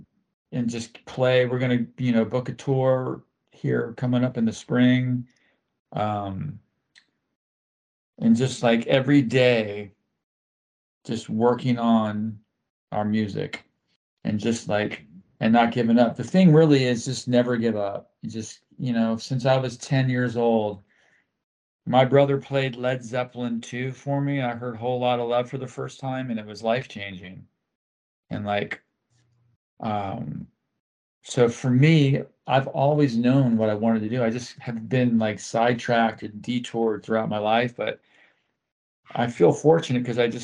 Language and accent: English; Florida, United States; I grew up in Florida